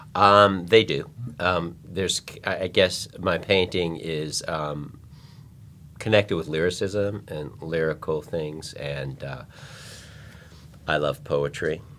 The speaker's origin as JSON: {"language": "English", "town": "Chicago", "region": "Illinois", "country": "United States", "tie": "born or raised there", "moved": "yes", "lives_now": "Los Angeles, United States", "said": "I grew up in Chicago"}